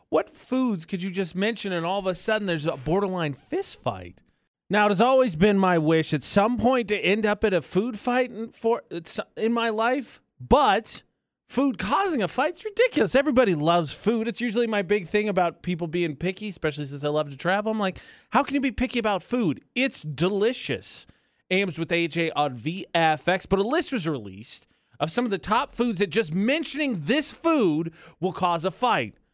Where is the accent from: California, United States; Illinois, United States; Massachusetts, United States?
Illinois, United States; Chicago; because I'm I'm from Chicago, so I want a traditional Chicago dog.